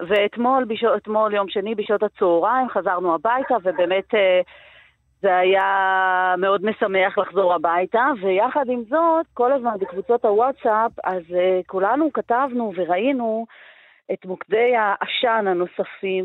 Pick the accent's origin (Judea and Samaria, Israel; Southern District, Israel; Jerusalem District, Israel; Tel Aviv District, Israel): Jerusalem District, Israel; Givat Ye'arim; גרה ונולדתי וגדלתי בגבעת יערים